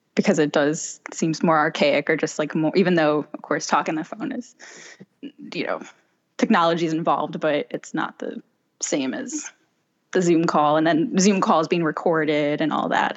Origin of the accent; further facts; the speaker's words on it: Chicago, Illinois, United States; moved away as an adult; now in Los Angeles, United States; I'm originally from Chicago. I moved to L A five years ago